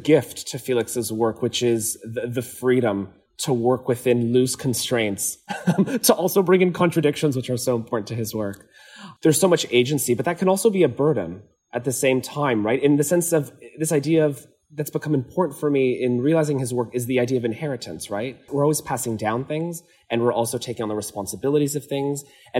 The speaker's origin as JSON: {"language": "English", "region": "Azores", "country": "Portugal", "said": "So I'm from the Azores in Portugal, and many homes still have their laundry outside in these kind of tanks"}